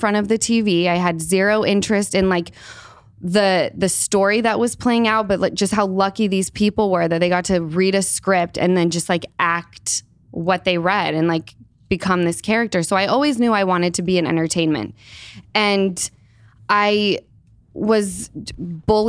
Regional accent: Salt Lake City, Utah, United States; moved away; I grew up in Salt Lake

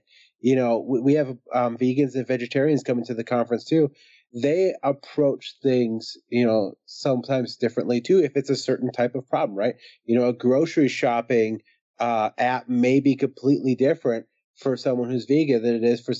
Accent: Minneapolis, Minnesota, United States; I grew up in Minneapolis and my high school is 26% white

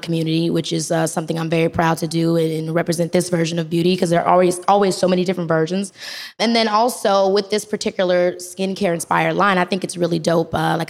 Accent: Robbins, Illinois, United States; I grew up in Robbins, Illinois, which is like a really small town, south side of Chicago.

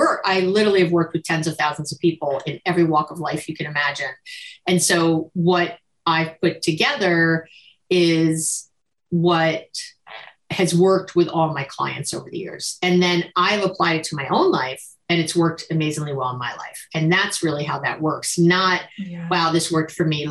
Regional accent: New York, United States; now in Berkeley, United States; I'm a New Yorker, transplanted

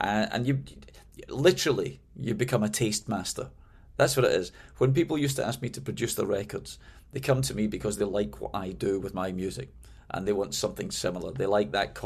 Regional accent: Glasgow, Scotland, United Kingdom; moved away as an adult; also born or lived in London; now in United States; I moved from Glasgow, my hometown, to London.

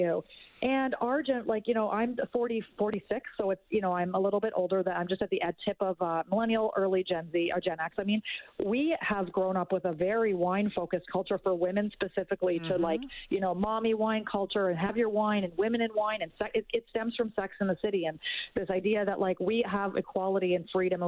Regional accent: Canada; as a Canadian

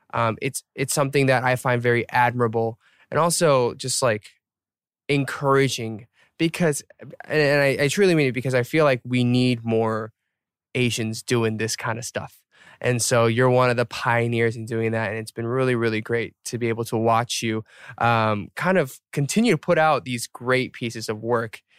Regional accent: Atlanta, Georgia, United States; I'm from Atlanta.

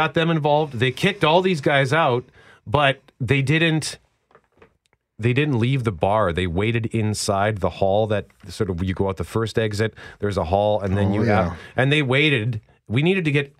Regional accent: Winnipeg, Manitoba, Canada; I'm from Transcona

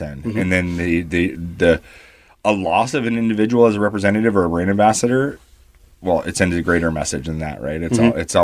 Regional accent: Canada; I come from Canada

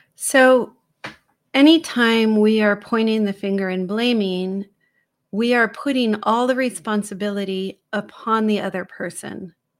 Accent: San Francisco, California, United States; I was born in the Haight Ashbury in San Francisco

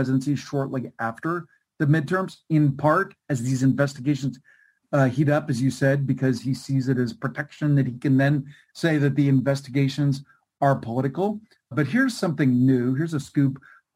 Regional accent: California, United States; my home state of California

